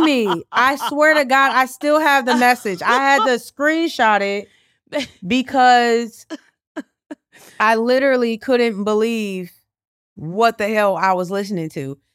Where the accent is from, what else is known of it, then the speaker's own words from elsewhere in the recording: Chicago, Illinois, United States; I am truly, like, a born and bred Chicagoan